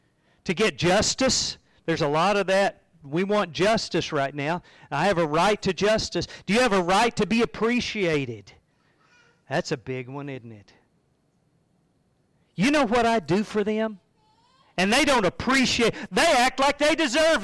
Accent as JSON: {"language": "English", "country": "United States", "said": "I carry an American passport. And I have some rights as an American citizen."}